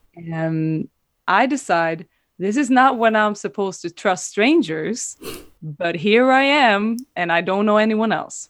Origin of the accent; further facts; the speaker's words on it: Sweden; moved away as an adult; now in Amsterdam, Netherlands; I'm originally from Sweden, but been living in Amsterdam for the last two years.